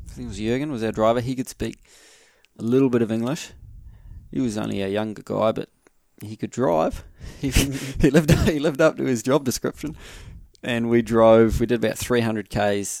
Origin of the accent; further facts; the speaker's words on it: New Zealand; we pull out our New Zealand passports